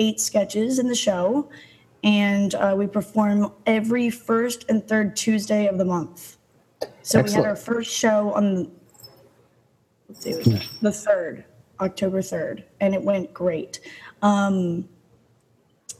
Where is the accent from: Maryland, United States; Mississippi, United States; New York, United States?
Maryland, United States; Baltimore; now in Los Angeles, United States; I'm from Baltimore, Maryland